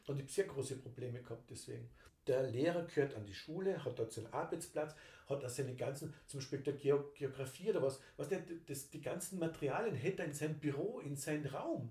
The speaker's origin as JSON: {"language": "German", "country": "Austria", "said": "bei uns in Österreich"}